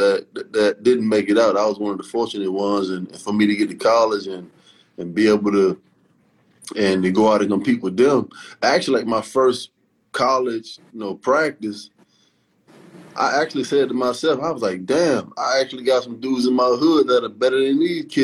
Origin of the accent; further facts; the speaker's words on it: Virginia Beach, Virginia, United States; I was like 7 years old, man, just growing up in Virginia Beach, Virginia